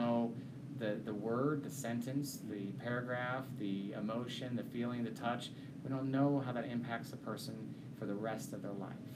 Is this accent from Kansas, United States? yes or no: yes; Kansas, United States; I'm from Kansas and I'm a good young man.